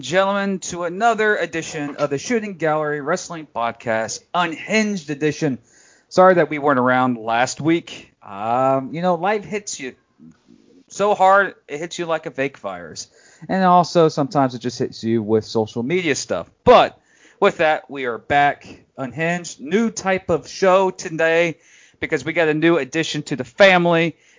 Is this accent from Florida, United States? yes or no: yes; Jacksonville, Florida, United States; they're in my hometown in Duval, right across the street, basically about 2 miles.